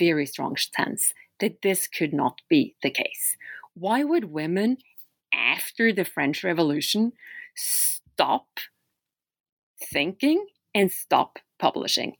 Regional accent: Oslo, Norway; English is a second language; now in Philadelphia, United States; I'm from Norway. That's where I grew up, in Oslo, Norway. But I live and teach philosophy today in the United States at Temple University in Philadelphia

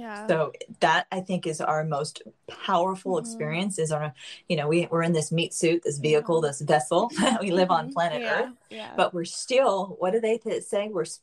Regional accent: Miami Beach, Florida, United States; Miami. I won't

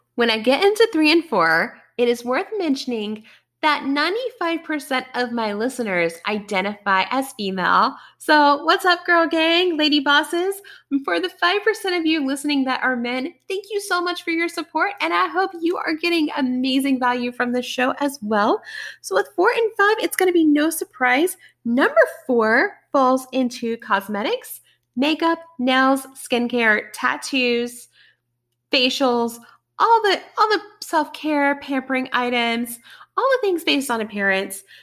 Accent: Bristol, Tennessee, United States; I grew up in Bristol, Tennessee, the town of NASCAR

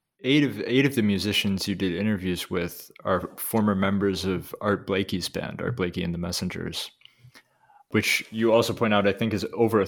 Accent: Indiana, United States; moved away as an adult; now in Leipzig, Germany; although I study at the University of Leipzig in Germany, I am born and raised in Indiana.

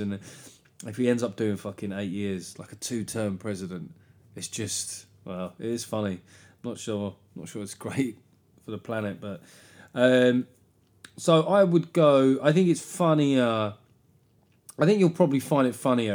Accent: London, United Kingdom; I grew up in South London

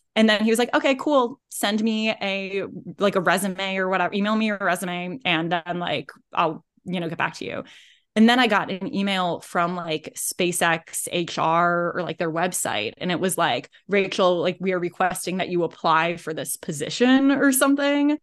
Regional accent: Indianapolis, Indiana, United States; moved away as an adult; also born or lived in Los Angeles; I grew up in Indianapolis.

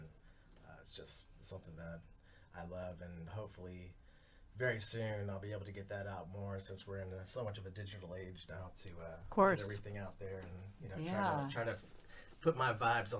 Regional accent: Dallas, Texas, United States; born there; I was born in Dallas.

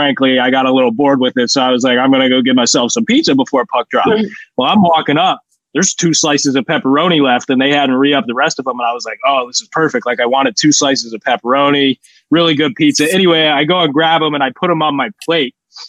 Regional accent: Columbus, Ohio, United States; my hometown, one of the best, possibly the best arena in the NHL, Nationwide Arena, got to do a better job up in the press box.

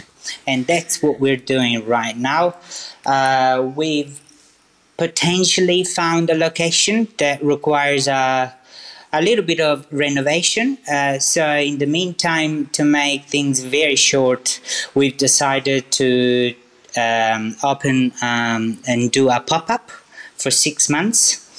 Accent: Sicily, Italy; now in Inzago, Italy; I was born in Sicily, so I'm originally from Sicily, but I live now. From May, I moved back to Lombardy, and I'm living in Inzago, which is a very cute little place, I have to say.

